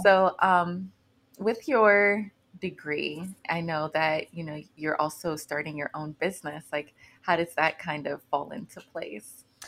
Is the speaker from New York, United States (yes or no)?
no; Newnan, Georgia, United States; Keep Noonan Beautiful in my hometown